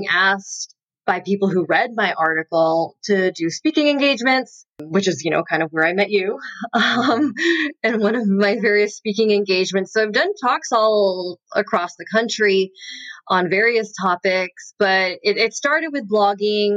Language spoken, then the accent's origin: English; Southern California, United States; moved away as an adult; also born or lived in North Carolina; I had moved away because I'm from Southern California